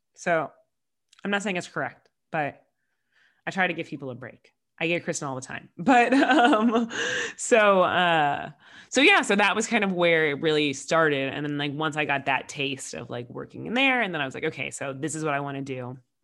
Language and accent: English; Florida, United States; moved away as an adult; now in California, United States; growing up in Florida